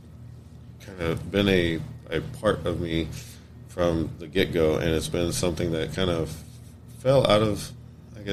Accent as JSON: {"language": "English", "town": "Weatherford", "region": "Texas", "country": "United States", "tie": "born or raised there", "said": "I was born and raised in Weatherford, Texas"}